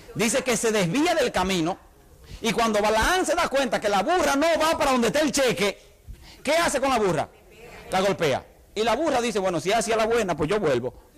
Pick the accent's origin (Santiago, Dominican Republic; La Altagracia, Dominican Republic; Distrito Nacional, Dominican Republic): Santiago, Dominican Republic; Santiago de los Caballeros; moved away; La iglesia donde yo me crié en República Dominicana, la iglesia de Betel en la ciudad de Santiago